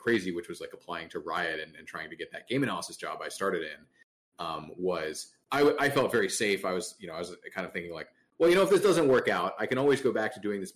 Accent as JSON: {"language": "English", "region": "Maryland", "country": "United States", "tie": "born or raised there", "also_born_or_lived": "Fairfax, Virginia", "moved": "as an adult", "said": "I went to college in Maryland. I grew up in Maryland"}